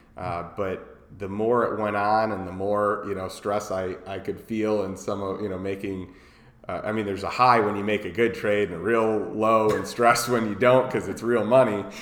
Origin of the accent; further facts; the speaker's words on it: Chicago, Illinois, United States; moved away as an adult; also born or lived in Champaign, Illinois / St. Louis, Missouri; now in Austin, United States; I grew up in Chicago. I grew up in a suburb of Chicago